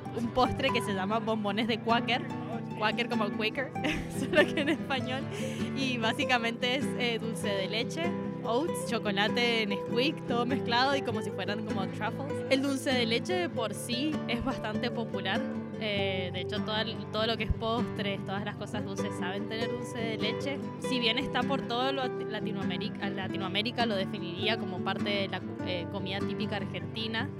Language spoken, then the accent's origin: Spanish; Peru; moved away; yo soy peruana